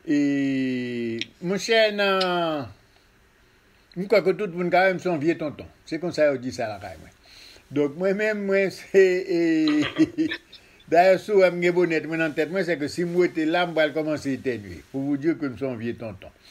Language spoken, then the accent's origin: Haitian Creole; Haiti; moved away as an adult; also born or lived in Mexico / Congo / Brazil; depi 58, m'kite Haïti, mwen tou nan Haïti, an 88